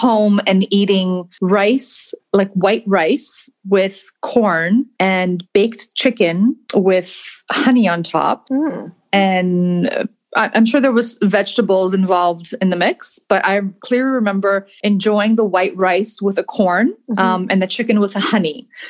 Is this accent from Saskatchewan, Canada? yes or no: no; Toronto, Ontario, Canada; also born or lived in Greece; I'm Greek. I was born in Greece, but not sure how much that counts because we moved to Toronto when I was 6 months.